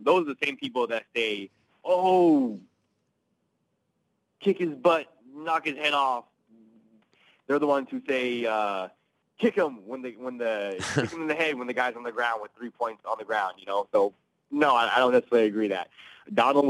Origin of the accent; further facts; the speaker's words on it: Seattle, Washington, United States; definitely a Seahawks guy because I'm from Seattle, so a big Seahawks fan for you know a long time. You know, I lived there the entire time.